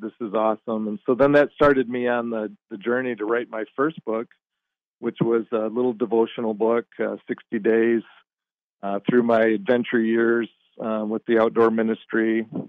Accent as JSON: {"language": "English", "region": "Michigan", "country": "United States", "tie": "born or raised there", "said": "I grew up in Michigan"}